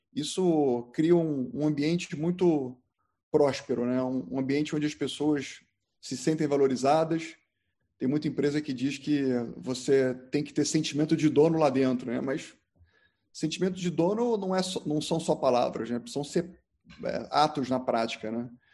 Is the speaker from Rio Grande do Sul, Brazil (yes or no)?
no; Rio de Janeiro, Brazil; moved away as an adult; also born or lived in Porto Alegre; eu decidi que eu não queria mais morar no Rio de Janeiro, eu sou carioca, e fugi. Fui morar em Porto Alegre